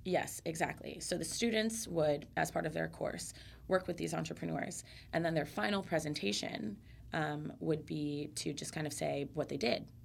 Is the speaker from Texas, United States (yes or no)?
no; Central Florida, United States; growing up in Central Florida